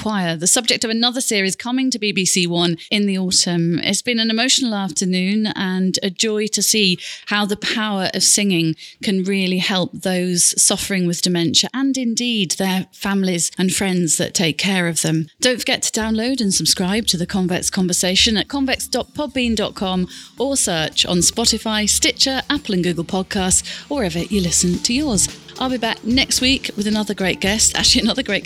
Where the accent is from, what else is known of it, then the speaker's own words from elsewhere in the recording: Grimsby, Yorkshire and the Humber, United Kingdom; I'm from Grimsby